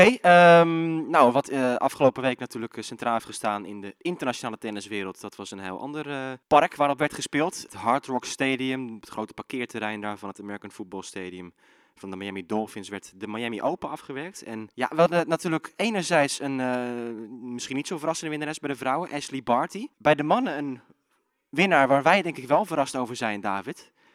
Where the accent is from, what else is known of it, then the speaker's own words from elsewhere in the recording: Zeeland, Netherlands; ik kom zelf uit Zeeland